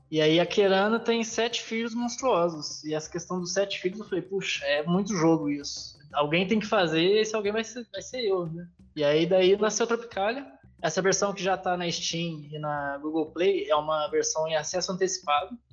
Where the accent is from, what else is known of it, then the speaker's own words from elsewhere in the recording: São Lourenço, Minas Gerais, Brazil; Sou de Minas